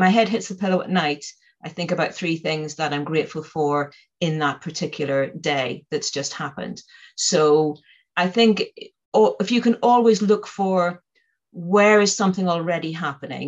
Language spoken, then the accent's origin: English; Northern Ireland, United Kingdom; I come from Northern Ireland, and I grew up there at the height of the Troubles